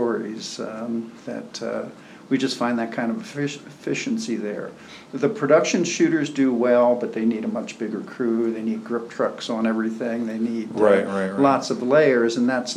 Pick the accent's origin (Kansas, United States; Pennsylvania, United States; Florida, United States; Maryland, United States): Maryland, United States; Baltimore; moved away; I'm from Baltimore